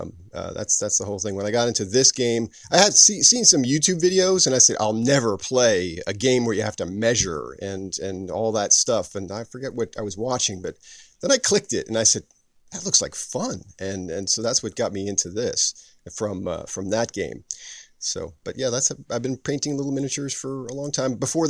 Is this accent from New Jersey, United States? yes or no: yes; New Jersey, United States; I'm actually from New Jersey.